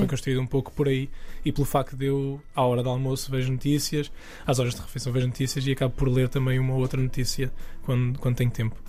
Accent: the South, southern Portugal, Portugal; moved away as an adult; also born or lived in England; now in central Portugal; Eu sou do Sul

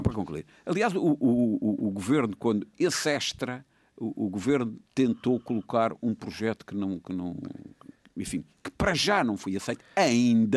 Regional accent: Madeira, Portugal; eu como madeirense

